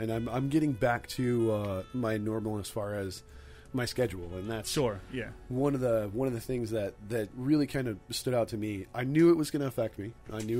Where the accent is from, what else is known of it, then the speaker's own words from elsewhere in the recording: Midwest, United States; I grew up in the Midwest